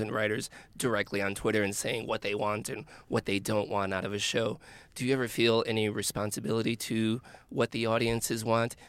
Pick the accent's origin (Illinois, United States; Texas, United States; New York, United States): Illinois, United States; Chicago; I'm from Chicago